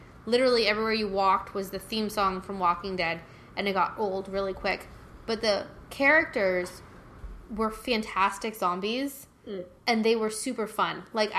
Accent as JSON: {"language": "English", "region": "North Carolina", "country": "United States", "tie": "born or raised there", "moved": "yes", "lives_now": "Orlando, United States", "said": "I grew up in North Carolina, came down here maybe every other year."}